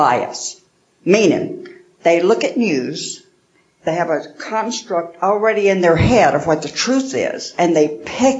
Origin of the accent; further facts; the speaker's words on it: Birmingham, Alabama, United States; I'm from Birmingham, Alabama. I was raised Pentecostal, Church of God.